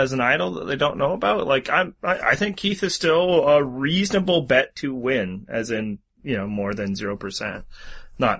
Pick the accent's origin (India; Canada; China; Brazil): Canada; I'm Canadian